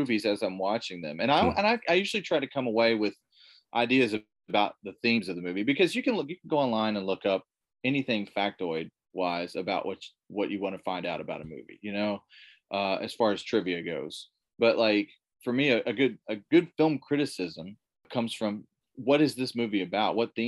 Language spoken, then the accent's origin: English; Dawson Springs, Kentucky, United States; now in Evansville, United States; I grew up in a place called Dawson Springs, Kentucky